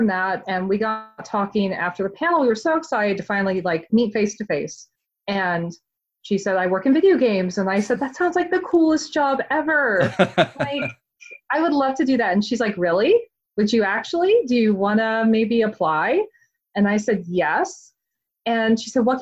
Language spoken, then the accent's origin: English; Atlanta, Georgia, United States; moved away as an adult; now in Salem, United States; I'm originally from Atlanta